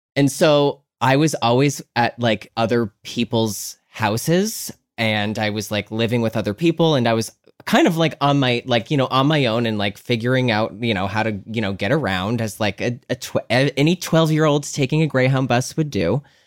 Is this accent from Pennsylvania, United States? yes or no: yes; Scranton, Pennsylvania, United States; moved away; also born or lived in Philadelphia; I'm from Scranton, Pennsylvania